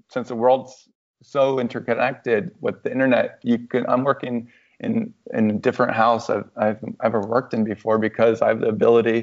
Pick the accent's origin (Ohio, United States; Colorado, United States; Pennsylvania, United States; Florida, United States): Florida, United States; Orlando; moved away as an adult; also born or lived in New York / St. Louis / Chicago / Denver; I was born in Orlando